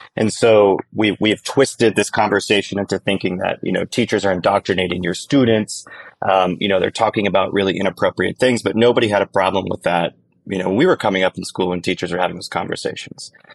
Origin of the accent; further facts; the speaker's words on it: northern Michigan, United States; I sold out my hometown, which was very humbling. Six hundred seventy-five people in northern Michigan